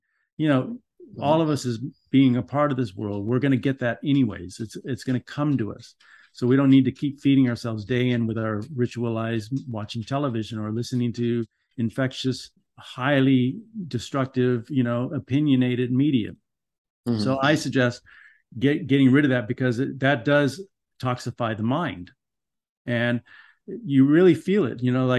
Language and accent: English; Los Angeles, California, United States; I grew up in Los Angeles in Van Nuys, you know, where there was riots, there were people were beating up on everybody.